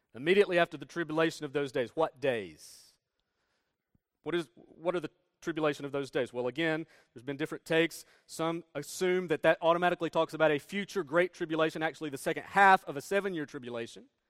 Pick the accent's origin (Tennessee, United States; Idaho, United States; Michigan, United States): Tennessee, United States; Northeast; moved away; we're from Northeast Tennessee. And in Northeast Tennessee, there are plenty of mountains. Appalachian Mountains run through northeast Tennessee. You can see them right out our door